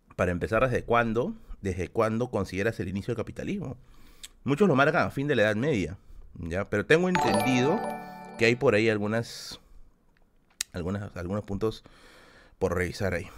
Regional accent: Peruvian highlands, Aymara, Andean highlands, Peru; Soy serrano, carajo. Yo soy serrano. Yo soy cholo, cholo. Es más, Aymara. Soy Aymara

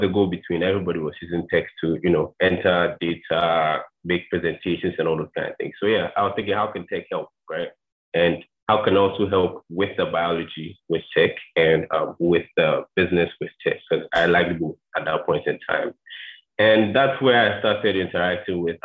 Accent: Ghana; I'm Ghanaian, 22, currently in Ghana.

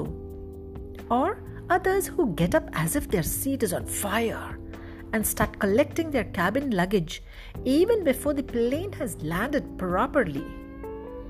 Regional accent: Udupi, Karnataka, India; moved away; also born or lived in Abu Dhabi; I flew into my hometown Udupi recently and flew out 3 weeks later

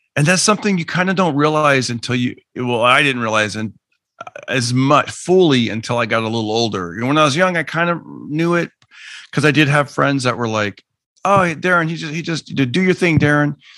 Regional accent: Fresno, California, United States; I grew up in Fresno, California

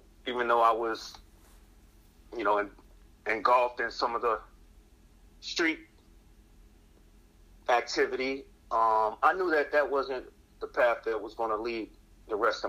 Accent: Buffalo, New York, United States; now in Rochester, United States; I grew up in the inner city of Buffalo, New York, attended public schools, throughout my entire educational process from, elementary to high school

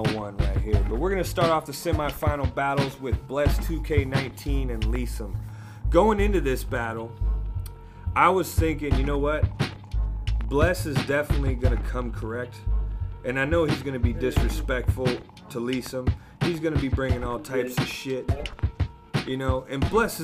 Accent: the West, West Coast, United States; I'm from the West

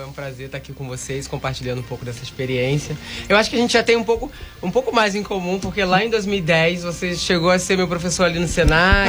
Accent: Angra dos Reis, Rio de Janeiro, Brazil; moved away as an adult; also born or lived in Portugal / Spain; sou de Angra

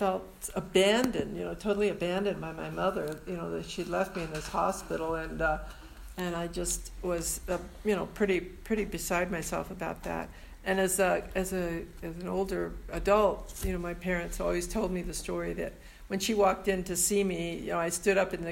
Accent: San Francisco, California, United States; I was born and raised in San Francisco

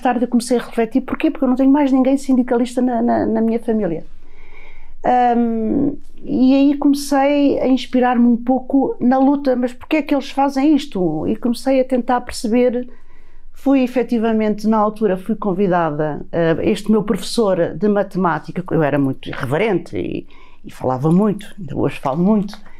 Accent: Setúbal, Portugal; eu sou de Setúbal, eu com dezessete anos, ah, estava eh, quinze, dezasseis. Estava no Liceu Nacional de Setúbal

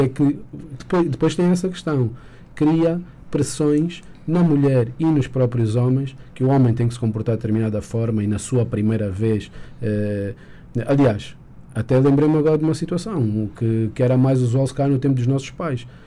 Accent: Angola; como angolanos e como, como cidadãos

